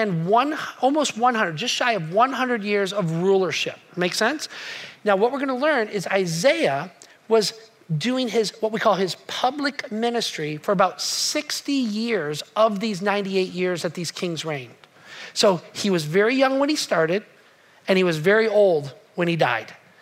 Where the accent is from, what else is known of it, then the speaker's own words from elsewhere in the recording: United States; I'm an American and I am proud to be an American